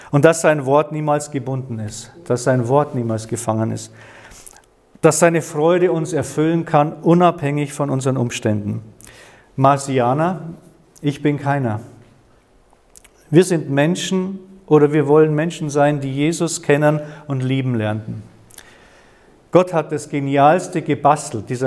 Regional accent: Bavaria, Germany; Nee, ich, bin, ich komme aus dem Chiemgau, aus dem, ich bin am Chiemsee aufgewachsen.

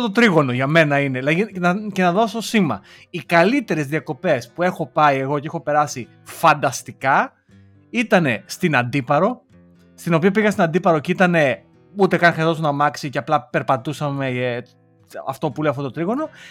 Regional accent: Lamia, Central Greece, Greece; σαν λαμιώτη, γιατί είμαι από τη Λαμία

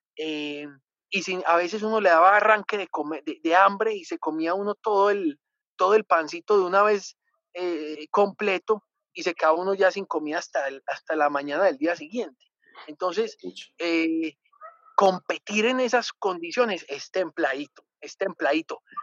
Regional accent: Colombia; yo vengo de Colombia

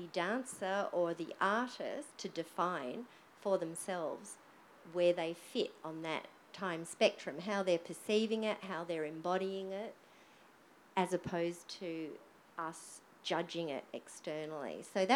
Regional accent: Australia; I think I'm reasonably safe in saying that on the whole, we, as in Australian society, is very Anglo-centric in the way that we just perceive time.

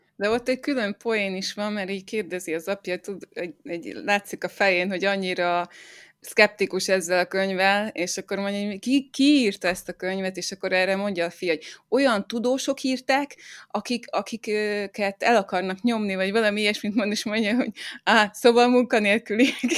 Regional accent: Zombor, Southern Hungary, Hungary; én zomborról származom, ez egy kis falu így Dél-Magyarországon

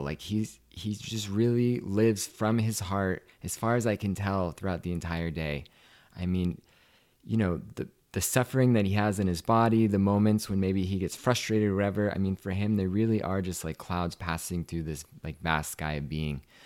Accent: Washington, United States; moved away as an adult; also born or lived in Seattle, Washington / Maui, Hawaii; I grew up in Washington State

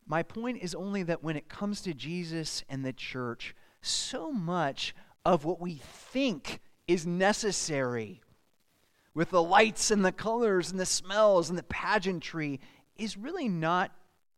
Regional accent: Southern California, United States; When I was a kid growing up in Southern California, we had the Crystal Cathedral

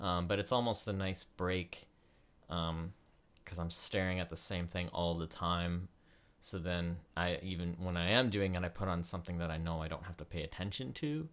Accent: Canada; also born or lived in United States; growing up as, like, uh, in Canada as an American

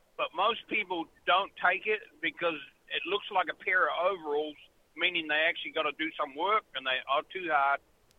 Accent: Deep South, United States; I'm the deep south. Yeah.

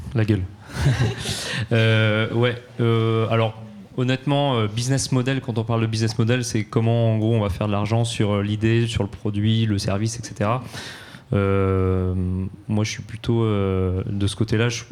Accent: Normandy, France; now in Paris, France; chez nous en Normandie ou ici à Paris

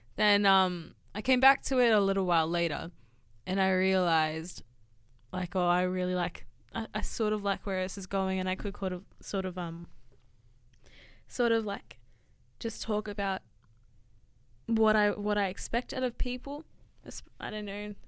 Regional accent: Sutherland Shire, New South Wales, Australia; I'm from the Sutherland Shire

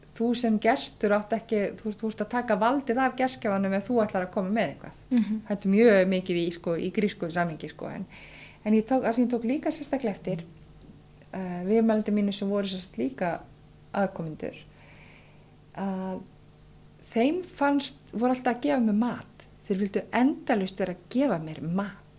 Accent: Westman Islands, Southern Region, Iceland; ég er alveg upp í Vasmannu þar sem ég sild alltaf reglulega með herjálfi

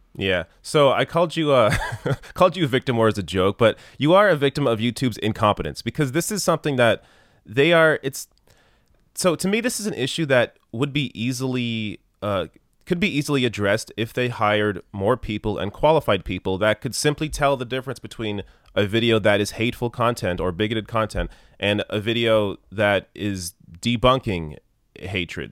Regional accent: Canada; as a Canadian, I have experience with single payer healthcare

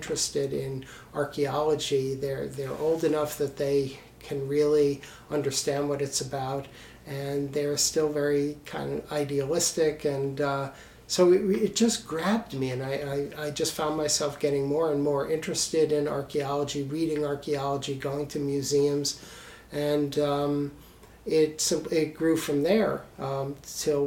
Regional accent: Providence, Rhode Island, United States; I grew up in Providence, Rhode Island, on the East Coast

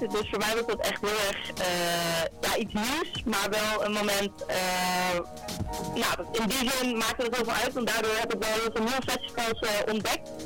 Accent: Friesland, Netherlands; ik kom zelf uit Friesland, dus dat dat ook heel dichtbij was.

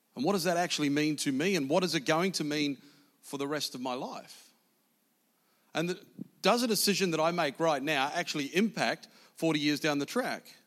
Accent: New Zealand; I was born in South New Zealand

